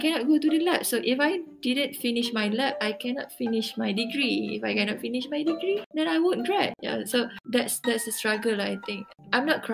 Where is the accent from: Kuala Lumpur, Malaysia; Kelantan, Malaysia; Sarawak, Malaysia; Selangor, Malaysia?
Kelantan, Malaysia; also born or lived in Chiang Rai, Thailand; I'm from Kelantan and then studying in Mephalwa University in Thailand, Northern Thailand, Chiang Rai